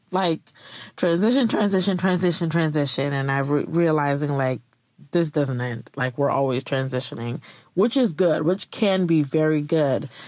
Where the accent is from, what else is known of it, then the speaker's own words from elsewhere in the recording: Virginia, United States; So, um, I am from Virginia. Two years ago, I was in Virginia